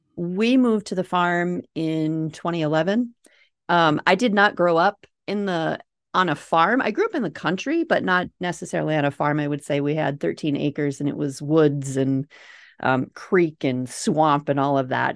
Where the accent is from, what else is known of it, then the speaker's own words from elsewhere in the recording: Minnesota, United States; accent: Minnesota; If you can't tell from my accent, Minnesota